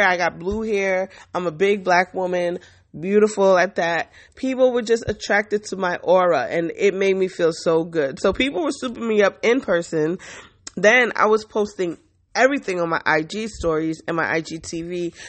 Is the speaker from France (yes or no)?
yes; France; I'm from France.